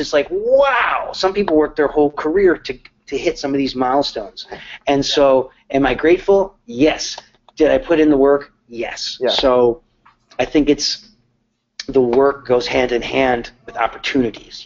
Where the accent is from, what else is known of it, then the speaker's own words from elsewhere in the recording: Connecticut, United States; now in Nashville, United States; I'm from Connecticut. I never thought that I would move to Nashville